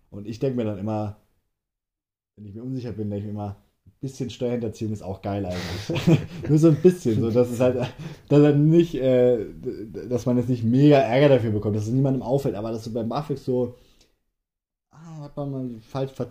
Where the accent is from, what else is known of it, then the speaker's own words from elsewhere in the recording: Hesse, Germany; Wir beide wohnen halt in Hessen. Ja. Wir sind echte Hesse.